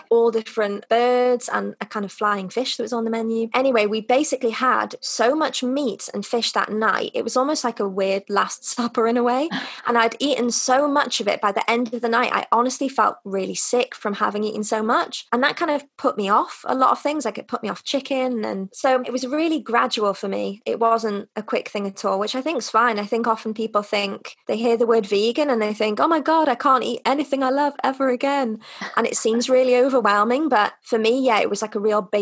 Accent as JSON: {"language": "English", "region": "North Wales", "country": "United Kingdom", "also_born_or_lived": "China / Russia", "moved": "as an adult", "lives_now": "Madrid, Spain", "said": "I'm originally from North Wales, but I've spent what's well, about nine years now living abroad. I've lived in China, Russia, and now in Madrid"}